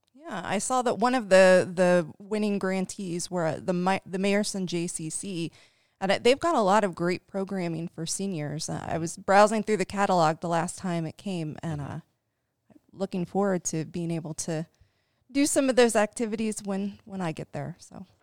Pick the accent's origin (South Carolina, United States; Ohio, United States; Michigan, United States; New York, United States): Ohio, United States; Dayton; moved away as an adult; now in Cincinnati, United States; I am from Dayton, Ohio